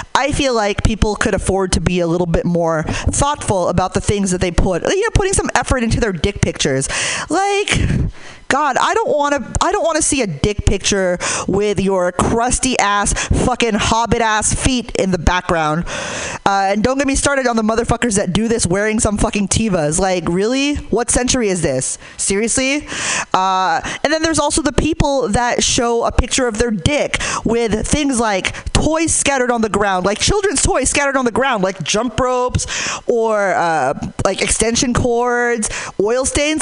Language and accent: English; Hayward, California, United States; I'm from Hayward